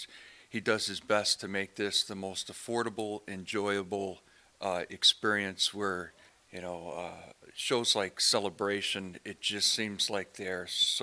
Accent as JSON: {"language": "English", "town": "Gary", "region": "Indiana", "country": "United States", "said": "I'm from Gary, Indiana."}